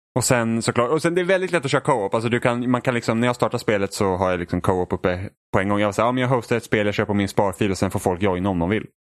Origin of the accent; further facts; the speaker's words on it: Sweden; jag var från Sverige